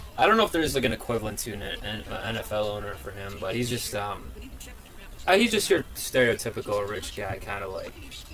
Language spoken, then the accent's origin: English; Ohio, United States; born or raised there; now in Brooklyn, United States